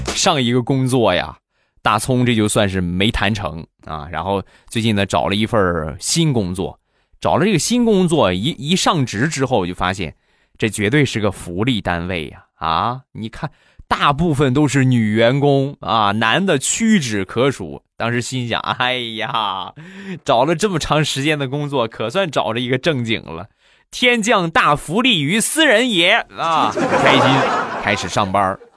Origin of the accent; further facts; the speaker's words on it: Rizhao, Shandong, China; 我们家乡的特产日照绿茶